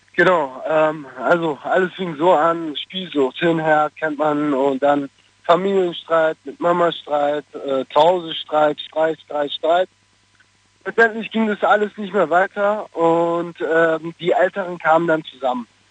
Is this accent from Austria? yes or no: no; Stuttgart, Baden-Württemberg, Germany; also born or lived in Cologne; Ich bin aus Stuttgart.